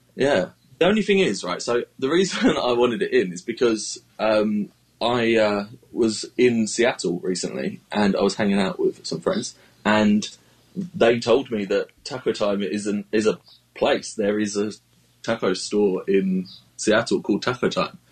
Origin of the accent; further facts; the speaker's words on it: United Kingdom; as a British tweeter